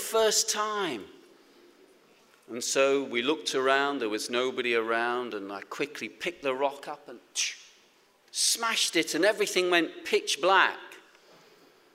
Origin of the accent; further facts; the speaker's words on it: Nottingham, East Midlands, United Kingdom; when I was a young man growing up in Nottingham